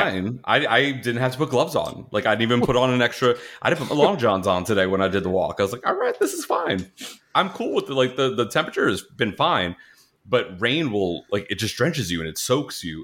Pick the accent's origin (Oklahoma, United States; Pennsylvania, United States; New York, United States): New York, United States; moved away; also born or lived in Florida; I grew up in New York